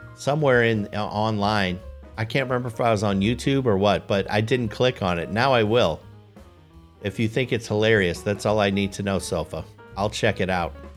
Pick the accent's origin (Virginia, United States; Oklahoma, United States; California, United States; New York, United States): New York, United States; Poughkeepsie; my hometown